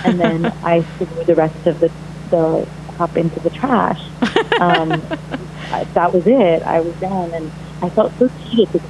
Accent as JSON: {"language": "English", "town": "Mumbai", "region": "Maharashtra", "country": "India", "tie": "born or raised there", "moved": "as an adult", "lives_now": "United States", "said": "I'm Indian and grew up in India, so my experience was never one of being an Indian American"}